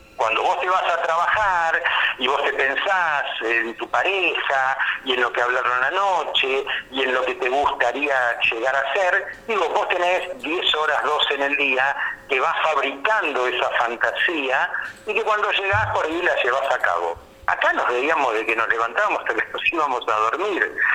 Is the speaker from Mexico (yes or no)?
no; Buenos Aires, Argentina; moved away as an adult; now in Federal, Argentina; yo soy de Buenos Aires